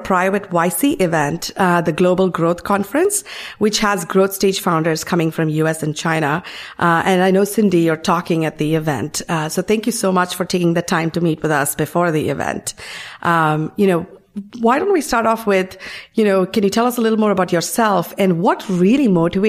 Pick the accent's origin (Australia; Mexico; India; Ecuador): India; given I come from India.